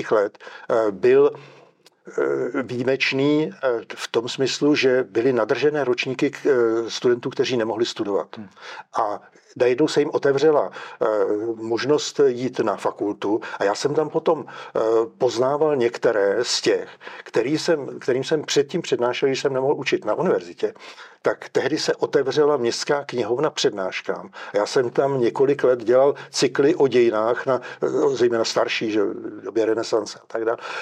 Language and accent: Czech; Czechia; stejně jsme, řekněme, Pražáci a stejně jsme Češi a Evropané